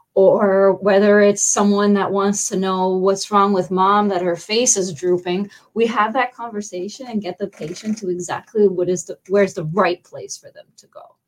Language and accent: English; Canada; moved away as an adult; now in Fort Myers, United States; I'm actually from Canada.